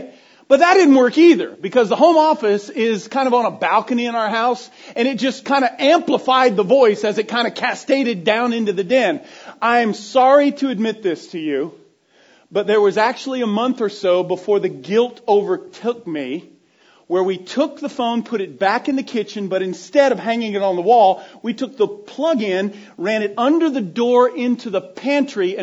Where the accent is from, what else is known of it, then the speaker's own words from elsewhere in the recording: Florida, United States; being a 10-year-old boy growing up in Florida